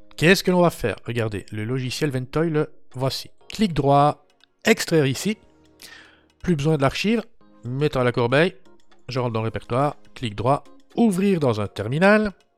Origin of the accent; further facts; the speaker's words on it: Belgium; Je suis belge